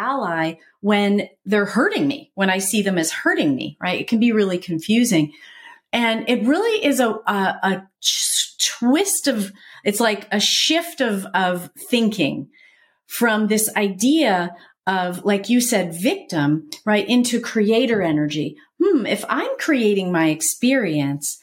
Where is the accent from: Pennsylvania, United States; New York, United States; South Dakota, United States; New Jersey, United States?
New Jersey, United States; I'm an Italian from New Jersey